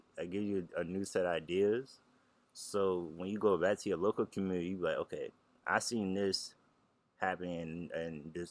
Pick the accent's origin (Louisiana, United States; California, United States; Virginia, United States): Louisiana, United States; New Orleans; I like New Orleans, I like that's my hometown